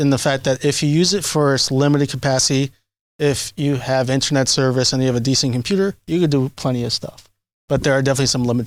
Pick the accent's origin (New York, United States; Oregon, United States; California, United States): New York, United States; New York City; I grew up in Washington Heights